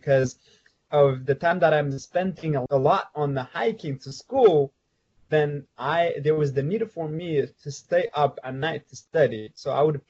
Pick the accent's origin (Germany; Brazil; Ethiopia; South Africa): Ethiopia; my background story growing up in Ethiopia